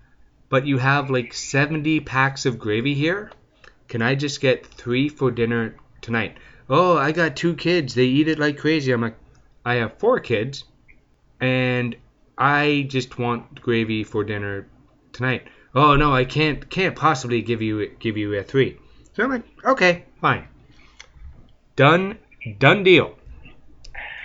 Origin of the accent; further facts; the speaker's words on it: Canada; I'm French Canadian, so poutine's a regular thing here